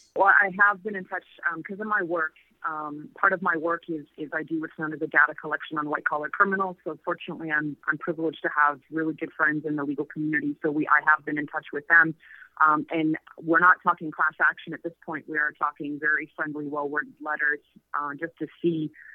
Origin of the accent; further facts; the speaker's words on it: Canada; moved away as an adult; now in Mexico; I was from Canada